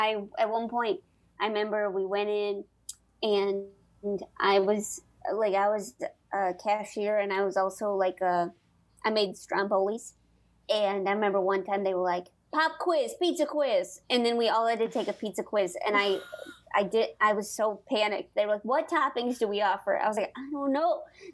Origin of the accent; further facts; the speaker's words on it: St. Louis, Missouri, United States; St. Louis.